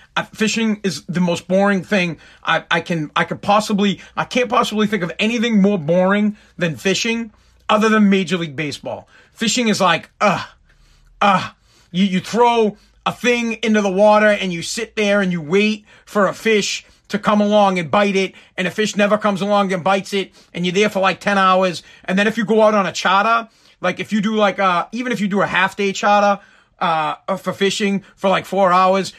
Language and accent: English; Boston, Massachusetts, United States; also born or lived in Revere, Massachusetts; I'm from Boston. I live in Revere, uh, Massachusetts, United States